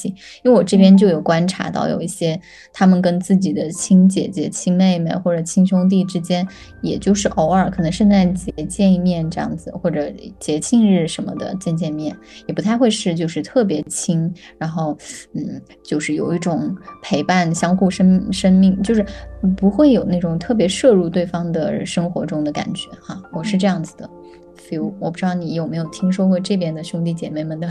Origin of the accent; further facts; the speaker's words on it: China; now in Sweden; 就跟我们国内也有嘛，